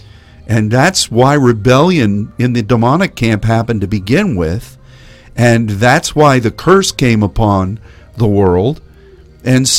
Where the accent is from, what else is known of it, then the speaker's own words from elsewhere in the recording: Texas, United States; as a Texan